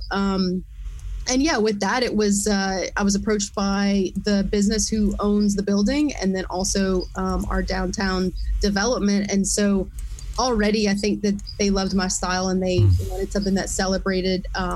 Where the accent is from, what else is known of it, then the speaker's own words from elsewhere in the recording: Lafayette, Louisiana, United States; also born or lived in Eunice, Louisiana; I grew up in Lafayette